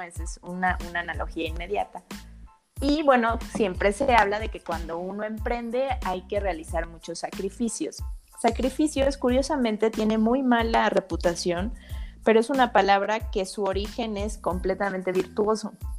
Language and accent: Spanish; Mexico; en mi país